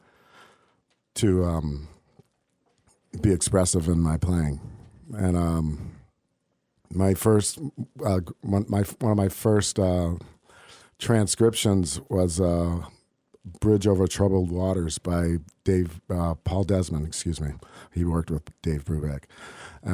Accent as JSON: {"language": "English", "town": "Springfield", "region": "Massachusetts", "country": "United States", "tie": "born or raised there", "also_born_or_lived": "Texas / Medford, Massachusetts", "said": "we moved to Medford, and then we moved to Springfield afterwards."}